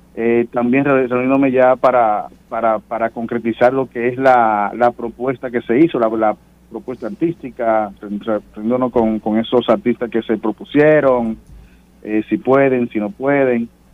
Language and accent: Spanish; Dominican Republic; como dominicanos